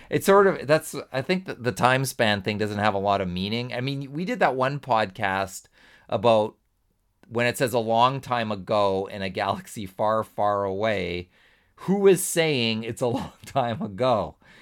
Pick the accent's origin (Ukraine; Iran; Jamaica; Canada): Canada; being Canadian